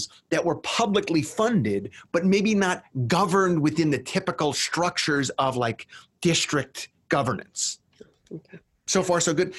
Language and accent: English; New York, United States; my home state of New York